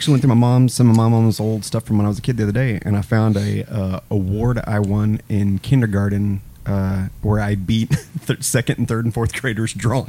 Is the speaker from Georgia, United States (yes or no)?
no; Russellville, Arkansas, United States; I'm actually from Russellville, Arkansas.